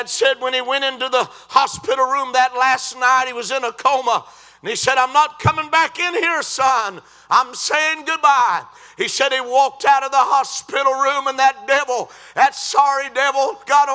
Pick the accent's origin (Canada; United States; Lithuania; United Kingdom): United States; I was born in America